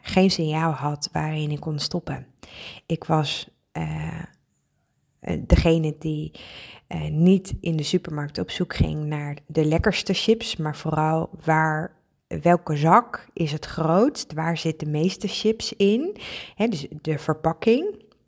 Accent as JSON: {"language": "Dutch", "region": "Friesland", "country": "Netherlands", "said": "ik ben Fries, ik woon ook in Friesland"}